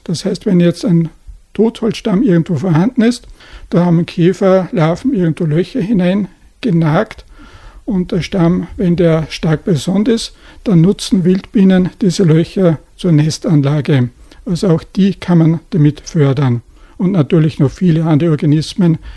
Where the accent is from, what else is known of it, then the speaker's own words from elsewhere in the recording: Upper Austria, Austria; bei uns in Oberösterreich